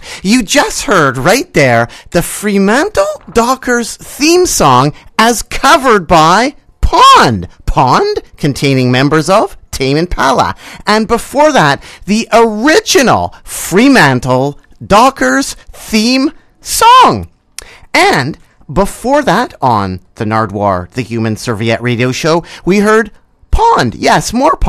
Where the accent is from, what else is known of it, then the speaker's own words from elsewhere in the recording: Vancouver, British Columbia, Canada; my hometown, Vancouver, British Columbia, Canada